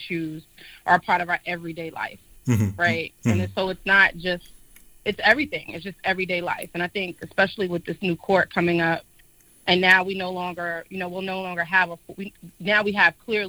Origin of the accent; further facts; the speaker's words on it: New York City, New York, United States; now in Washington, D.C., United States; I was born and raised in Harlem, New York